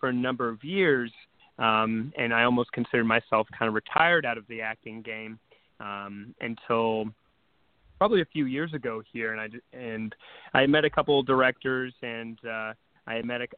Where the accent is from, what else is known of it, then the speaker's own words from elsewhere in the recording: Wilmington, North Carolina, United States; moved away; Originally out in North Carolina, and there's a Screen Gym Studios out there